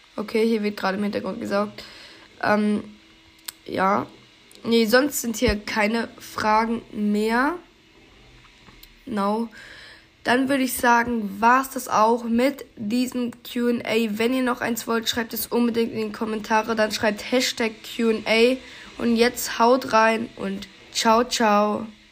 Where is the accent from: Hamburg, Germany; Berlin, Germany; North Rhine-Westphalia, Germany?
North Rhine-Westphalia, Germany; ich komme aus Nordrhein-Westfalen